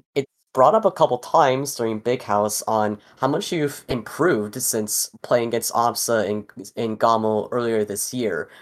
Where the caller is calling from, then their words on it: South Florida, United States; I am calling in from South Florida